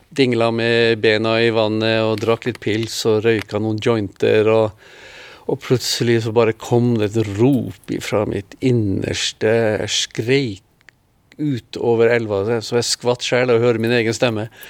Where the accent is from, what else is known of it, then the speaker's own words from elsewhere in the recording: Norway; moved away as an adult; also born or lived in Israel / Philippines; hjemme i Norge. Alle årene i Oslo